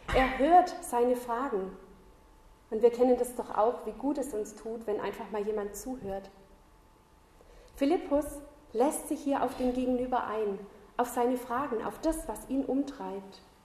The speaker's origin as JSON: {"language": "German", "region": "Southern Germany", "country": "Germany", "also_born_or_lived": "north of Ulm / Schloss Klaus, Austria", "moved": "as an adult", "lives_now": "Austria", "said": "ich komme ursprünglich aus Süddeutschland und die letzten zwölf Jahre habe ich nördlich von Ulm gewohnt"}